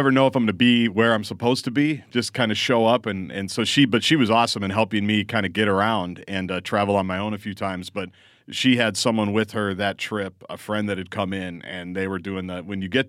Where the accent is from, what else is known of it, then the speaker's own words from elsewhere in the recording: Midwest, United States; But I'm like you. I grew up in Big Ten country. I grew up watching every arena.